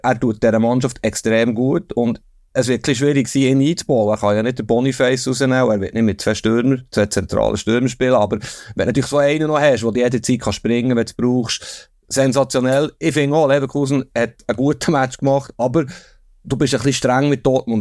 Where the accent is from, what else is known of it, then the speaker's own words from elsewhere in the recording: Bern, Switzerland; ich komme aus Bern